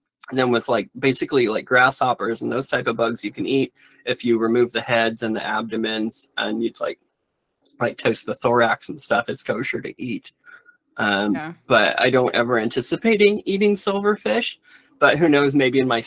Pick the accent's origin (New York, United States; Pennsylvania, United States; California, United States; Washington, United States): Washington, United States; the Cascades, north of the Columbia River; moved away as an adult; also born or lived in Portland area; North of the river where I grew up in the Cascades